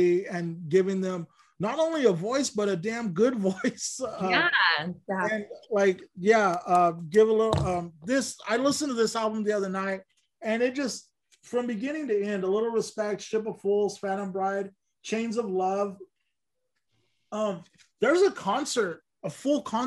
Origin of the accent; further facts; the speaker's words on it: Lamont, California, United States; I grew up in Lamont, which was even smaller and more narrow-minded